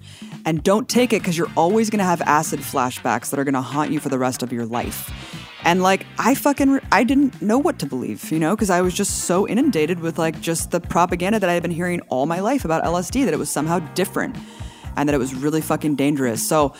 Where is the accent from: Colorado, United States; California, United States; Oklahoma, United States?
California, United States; Bay Area; growing up in the Bay Area